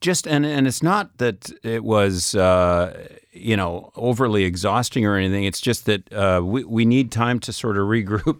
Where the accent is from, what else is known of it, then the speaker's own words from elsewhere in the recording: Saskatchewan, Canada; now in France; I'm from Saskatchewan